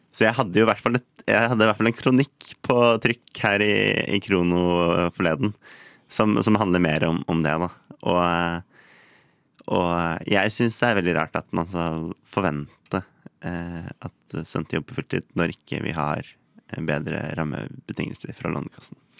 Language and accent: Norwegian; Ski, Akershus, Norway; moved away as an adult; now in Bergen, Norway; Jeg kommer opprinnelig fra Ski her på Østlandet